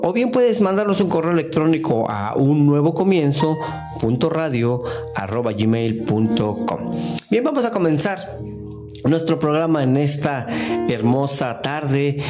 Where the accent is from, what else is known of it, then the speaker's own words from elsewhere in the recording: Mexico; now in United States; En mi país, en México